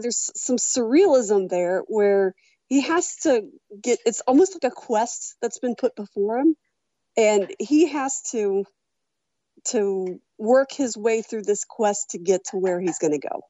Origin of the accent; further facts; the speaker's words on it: Walton, Kentucky, United States; moved away as an adult; now in Louisville, United States; I grew up in Walton